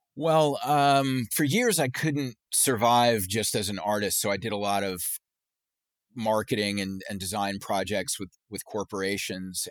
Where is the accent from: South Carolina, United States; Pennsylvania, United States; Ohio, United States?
South Carolina, United States; Charleston; growing up in Charleston, South Carolina